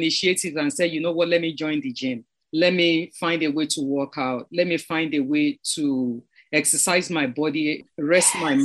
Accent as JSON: {"language": "English", "country": "Nigeria", "tie": "born or raised there", "said": "growing up in Nigeria"}